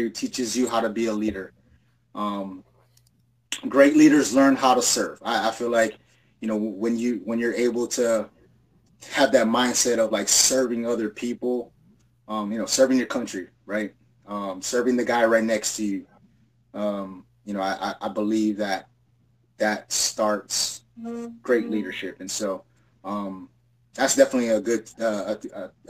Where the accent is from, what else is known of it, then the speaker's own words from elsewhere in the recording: Hawaii, United States; moved away as an adult; I'm an island boy, so, I come from Hawaii.